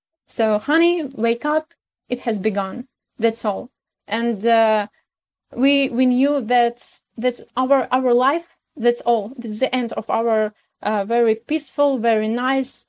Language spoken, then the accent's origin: English; Kyiv, Ukraine; English is a second language; I'm from Kyiv, and all my family always been living here, about 7 generations of our family